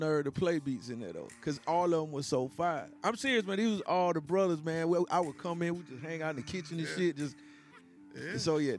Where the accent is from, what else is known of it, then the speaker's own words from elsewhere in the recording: South Carolina, United States; moved away; You know, I'm from the country. I came up from South Carolina